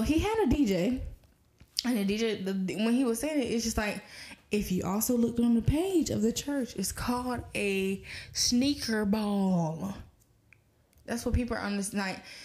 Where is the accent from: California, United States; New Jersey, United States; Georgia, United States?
Georgia, United States; Atlanta; I'm from Atlanta